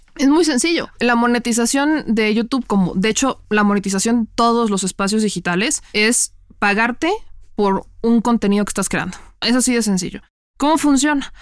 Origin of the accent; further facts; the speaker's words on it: Puebla, Mexico; moved away as an adult; now in Mexico City, Mexico; mexicana, nacida en Puebla, toda mi vida y llevo eh, casi dos años haciendo travesuras en la Ciudad de México